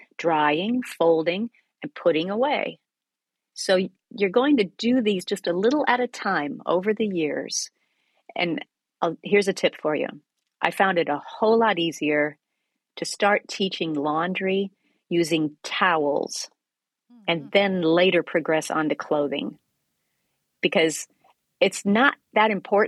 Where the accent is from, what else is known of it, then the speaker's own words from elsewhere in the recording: Iowa, United States; I grew up in Iowa